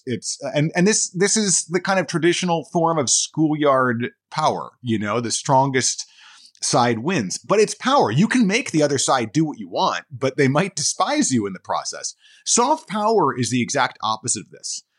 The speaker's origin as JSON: {"language": "English", "area": "suburbs of Washington, D.C.", "region": "Maryland", "country": "United States", "tie": "born or raised there", "said": "I grew up on the East Coast, uh, Maryland, the, the suburbs of Washington, D C"}